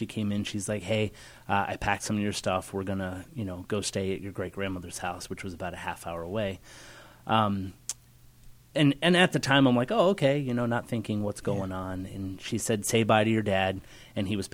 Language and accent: English; Central Pennsylvania, United States; moved away as an adult; also born or lived in Indiana; now in Northeast Ohio, United States; we're actually both from Central PA